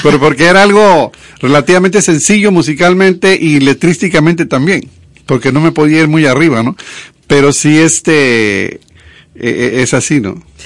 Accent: a town in Veracruz, Mexico; moved away as an adult; also born or lived in Monterrey, Mexico; now in Dominican Republic; allá en, el pueblo de Veracruz donde yo nací.

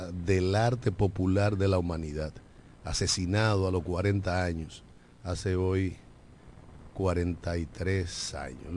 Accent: Dominican Republic

